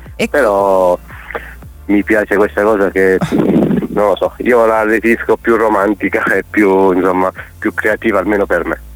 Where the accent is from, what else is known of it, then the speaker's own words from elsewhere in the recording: Chieti, Abruzzo, Italy; Io sono di Chieti, in Abruzzo